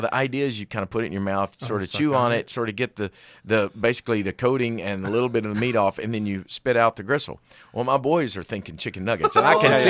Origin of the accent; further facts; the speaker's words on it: China; born there; Like, I should still speak Chinese because I was born in China.